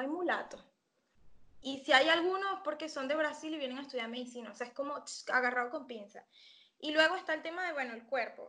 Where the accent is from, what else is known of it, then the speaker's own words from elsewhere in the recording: San Antonio de los Altos, Miranda, Venezuela; moved away as an adult; also born or lived in Caracas; now in Argentina; yo soy venezolana, soy de Caracas. Eh, crecí en San Antonio de los Altos, cerca de Caracas, pero no es Caracas